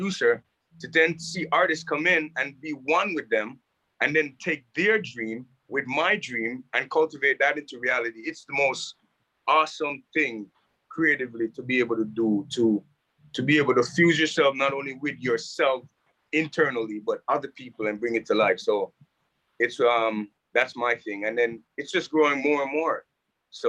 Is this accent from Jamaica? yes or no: yes; Jamaica; moved away; also born or lived in Toronto, Canada; I grew up in Jamaica playing soccer